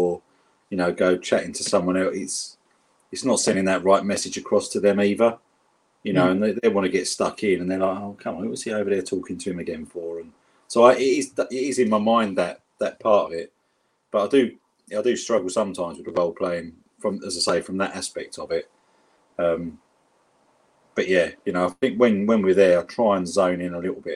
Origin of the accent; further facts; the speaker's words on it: London, United Kingdom; accent: South London; my South London accent that I've got